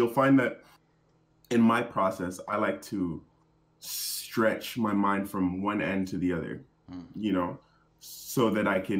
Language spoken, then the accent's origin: English; Cayman Islands; moved away as an adult; also born or lived in Atlanta, Georgia / New York / Jamaica; now in British Columbia, Canada; I'm originally born in Atlanta, Georgia. But I lived in Grand Cayman for most of my life, so that's in the Caribbean.